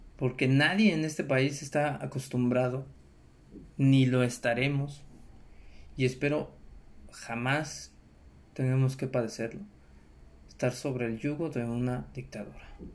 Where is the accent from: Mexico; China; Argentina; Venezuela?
Mexico; es nuestro deber como mexicanos